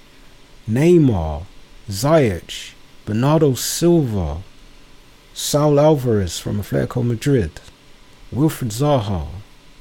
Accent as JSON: {"language": "English", "region": "London", "country": "United Kingdom", "tie": "born or raised there", "said": "my borough where I was born and raised. Shout out to Woburn Forest"}